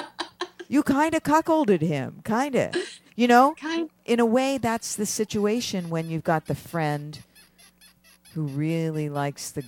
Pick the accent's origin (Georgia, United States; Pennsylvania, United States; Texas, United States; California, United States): Pennsylvania, United States; Philadelphia; I am from Philadelphia.